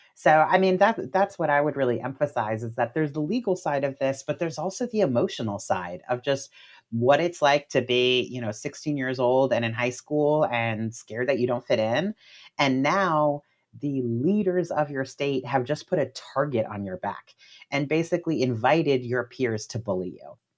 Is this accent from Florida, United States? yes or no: yes; Miami, Florida, United States; I'm from Florida myself, I'm from Miami, um, and my family is Cuban American